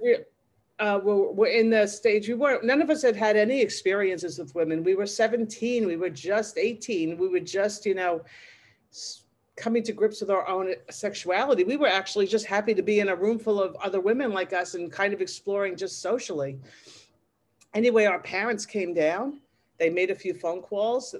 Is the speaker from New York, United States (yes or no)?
yes; Massapequa, New York, United States; I grew up in Massapequa, which is in Long Island